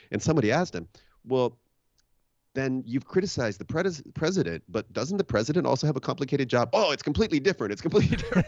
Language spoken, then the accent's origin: English; Washington, United States; I'm from Washington State